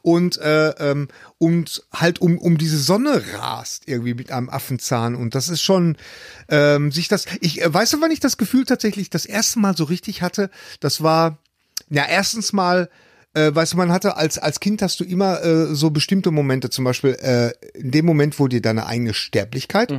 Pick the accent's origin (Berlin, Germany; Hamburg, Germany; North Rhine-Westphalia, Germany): North Rhine-Westphalia, Germany; Bochum; bei uns in Bochum